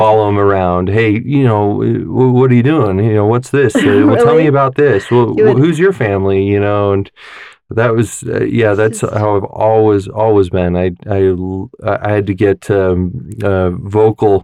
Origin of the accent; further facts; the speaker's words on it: Kaysville, Utah, United States; we're from Kaysville. Originally, my parents went to Davis High.